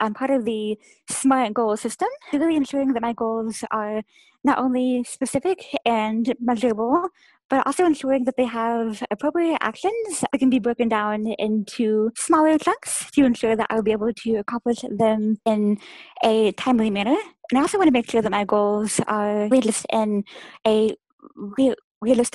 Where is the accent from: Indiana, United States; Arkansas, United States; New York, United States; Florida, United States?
Indiana, United States; Indianapolis; I'm from Indianapolis, Indiana